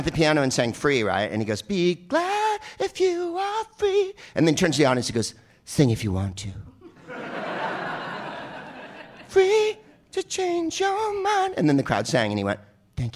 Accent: San Francisco, California, United States; accent: San Francisco accent; also born or lived in San Carlos; I'm from San Francisco, and we say it that way

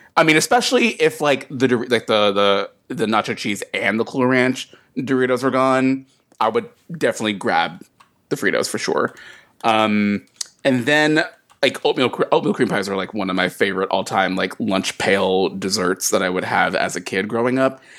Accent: United States; also born or lived in North Carolina / South Carolina; as a kid growing up in Sou-, in, like, North and South Carolina

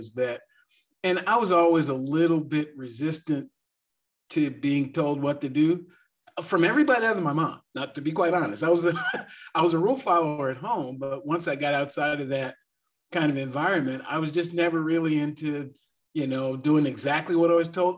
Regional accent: Seattle, Washington, United States; moved away as an adult; also born or lived in Atlanta area; now in Atlanta, United States; I was born in Seattle, Washington

